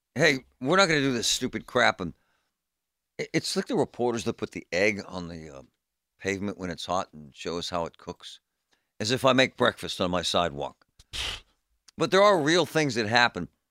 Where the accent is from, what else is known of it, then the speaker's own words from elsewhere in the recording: Pittsburgh, Pennsylvania, United States; In my neighborhood, growing up in Groovy Side and in Bloomfield